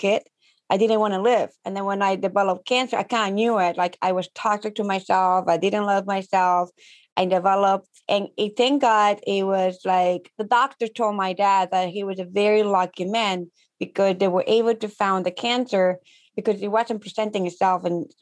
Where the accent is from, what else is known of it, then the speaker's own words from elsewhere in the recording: Ecuador; English is a second language; moved away as an adult; now in United States; So I am from Ecuador. I'm a Latina. And growing up back home